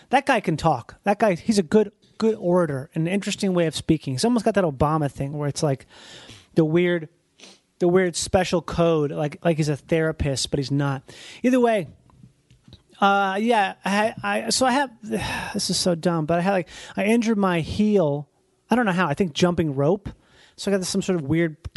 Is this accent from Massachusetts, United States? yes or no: no; Rochester, Minnesota, United States; I grew up in Rochester, Minnesota